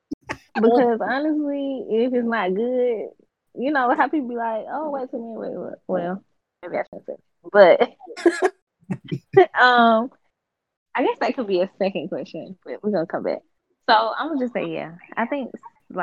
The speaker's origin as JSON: {"language": "English", "town": "Macon", "region": "Georgia", "country": "United States", "said": "I am from Macon, Georgia."}